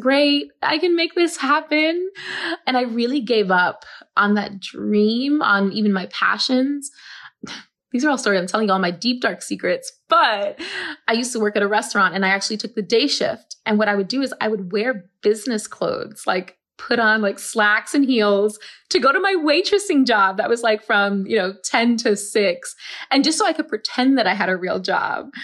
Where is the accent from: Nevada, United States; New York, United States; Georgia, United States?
New York, United States; New York City; I grew up in the South Bronx and I grew up with asthma